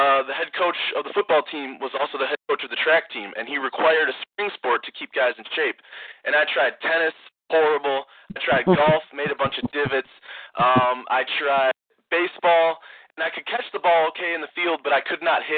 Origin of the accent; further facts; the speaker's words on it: Greenville, Wisconsin, United States; I'm from Greenville, Wisconsin